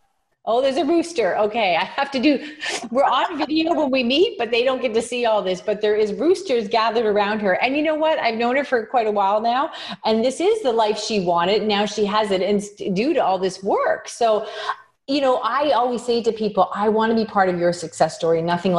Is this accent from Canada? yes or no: yes; Canada; is I'm from Canada and you deal with people around the world.